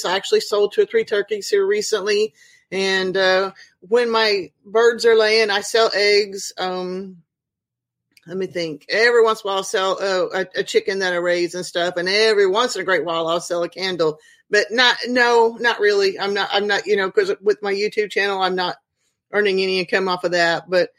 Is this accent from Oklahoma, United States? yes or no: yes; Oklahoma, United States; also born or lived in Venezuela / Alaska / Texas / California; I was born in Northeast Oklahoma in Tulsa. When I was a baby, we moved to Venezuela. Then we moved back. I lived in Southwest Oklahoma, got married, moved to Alaska, moved to Central Texas, got married again and moved to California.